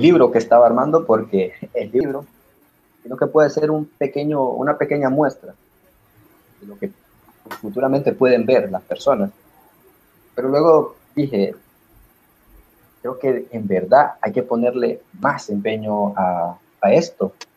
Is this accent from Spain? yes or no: no; Honduras; yo me identifico como un hondureño bastante, pero por encima de ser un hondureño, soy un latinoamericano.